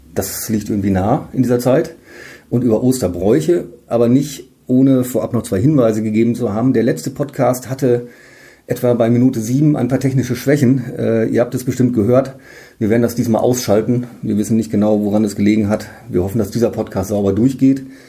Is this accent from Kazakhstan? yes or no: no; Münsterland, North Rhine-Westphalia, Germany; now in Emden, Germany; Ich komme selbst aus dem Münsterland